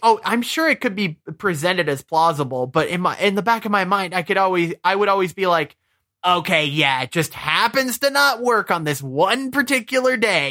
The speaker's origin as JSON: {"language": "English", "region": "Michigan", "country": "United States", "tie": "born or raised there", "moved": "yes", "said": "I'm originally from Michigan"}